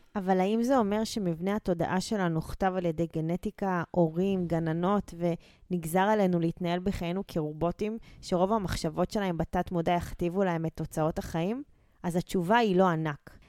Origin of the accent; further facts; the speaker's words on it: Israel; נולדנו וגדלנו בבתים שלא היה בהם מחסור